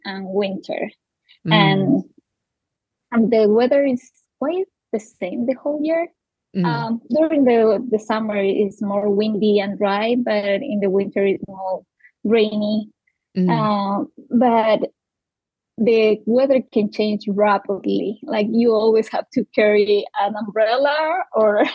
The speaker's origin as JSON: {"language": "English", "town": "Quito", "region": "Pichincha", "country": "Ecuador", "tie": "born or raised there", "also_born_or_lived": "Australia", "second_language": "English", "moved": "yes", "said": "I was born and raised in Quito. Which is the capital of Ecuador"}